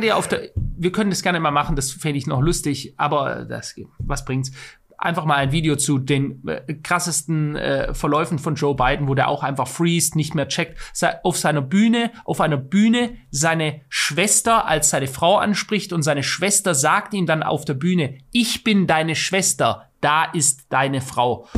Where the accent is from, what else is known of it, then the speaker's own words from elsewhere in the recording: Germany; bei uns in Deutschland